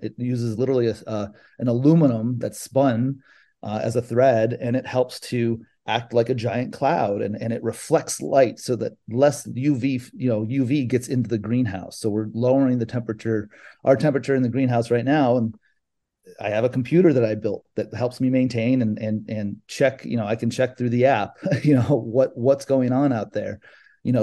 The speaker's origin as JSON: {"language": "English", "region": "California", "country": "United States", "tie": "born or raised there", "also_born_or_lived": "Chicago", "moved": "as an adult", "lives_now": "South Florida, United States"}